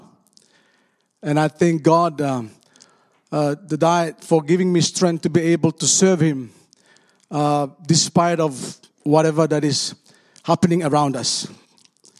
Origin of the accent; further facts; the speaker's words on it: Solomon Islands; I come from Solomon Islands, a country of 800,000 people